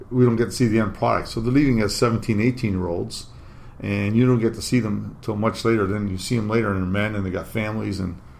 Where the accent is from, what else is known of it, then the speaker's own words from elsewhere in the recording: Windsor, Ontario, Canada; Yeah, I grew up here in Windsor.